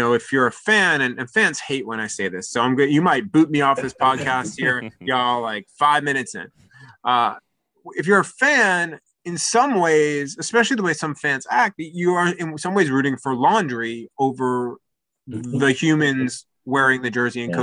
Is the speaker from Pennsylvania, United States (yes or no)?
no; New York, United States; I grew up in New York